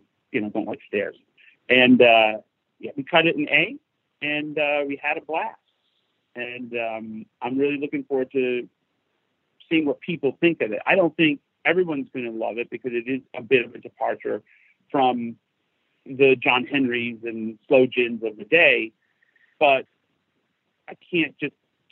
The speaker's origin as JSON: {"language": "English", "country": "United States", "said": "me being an American"}